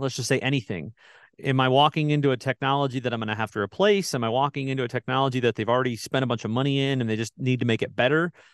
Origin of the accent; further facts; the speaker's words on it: Midwest, United States; I grew up in the Midwest.